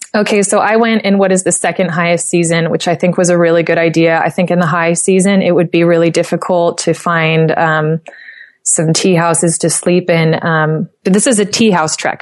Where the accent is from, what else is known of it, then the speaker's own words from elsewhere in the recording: United States; accent: American; with my American accent, that's how I pronounce it.